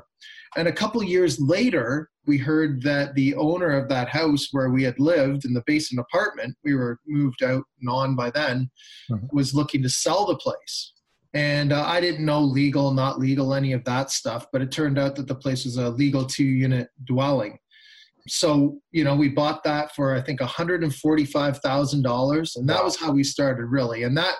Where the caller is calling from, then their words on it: Oshawa, Ontario, Canada; Well, I'm sitting in sunny Oshawa right now, Oshawa, Ontario. Yep. That is about a half an hour, maybe 40 minutes east of downtown Toronto.